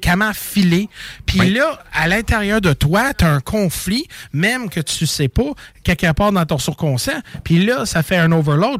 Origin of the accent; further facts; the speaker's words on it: Montreal, Quebec, Canada; je viens de Montréal